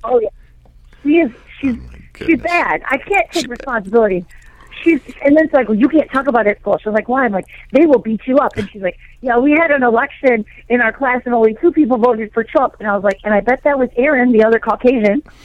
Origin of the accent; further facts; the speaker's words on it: California, United States; I'm from California